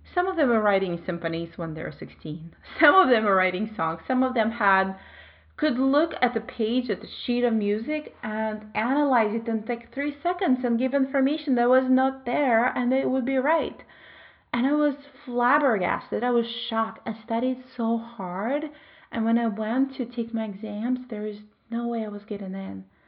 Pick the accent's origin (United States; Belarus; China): Belarus; moved away as an adult; also born or lived in Moscow, Russia; I moved from my home country, Belarus, to Russia. I was 19.